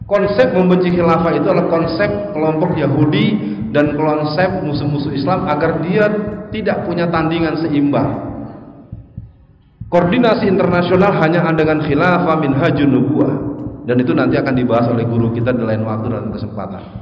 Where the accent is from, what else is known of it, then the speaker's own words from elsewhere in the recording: Jakarta, Indonesia; born there; Tenang Pak, saya bisa bahasa Padang Pak, walaupun saya lahir di Betawi.